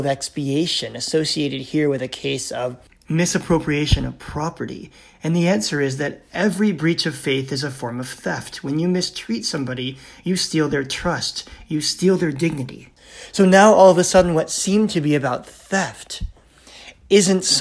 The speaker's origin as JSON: {"language": "English", "country": "United States", "tie": "born or raised there", "moved": "yes", "lives_now": "Canada", "said": "I'm American by birth"}